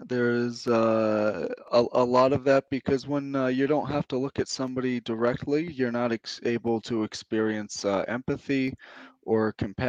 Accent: Prescott, Arizona, United States; moved away as an adult; also born or lived in St. Cloud, Florida; up was probably St. Cloud, Florida, and Prescott, Arizona. And I tend to consider Prescott, Arizona my hometown because I graduated high school there. That's where I left to enlist in the Army.

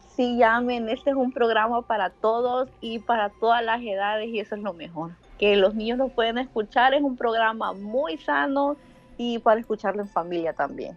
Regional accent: Antiguo Cuscatlán, La Libertad, El Salvador; Del Salvador

